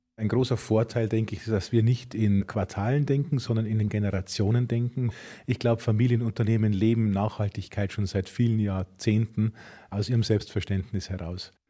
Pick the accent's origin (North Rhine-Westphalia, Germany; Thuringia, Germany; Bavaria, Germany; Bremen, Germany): Bavaria, Germany; Kelheim; Ich bin im Paradies aufgewachsen. Brauerei und Bauernhof lagen nebeneinander